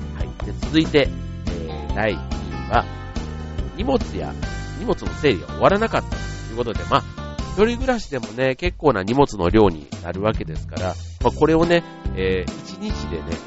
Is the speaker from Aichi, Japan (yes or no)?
no; Osaka, Japan; 僕も大阪ですけど